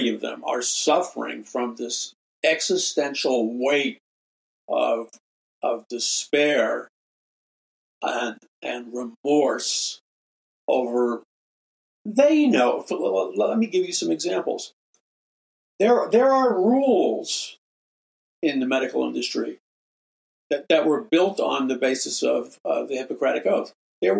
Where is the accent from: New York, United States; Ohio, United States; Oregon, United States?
New York, United States; New York City; in New York City where I grew up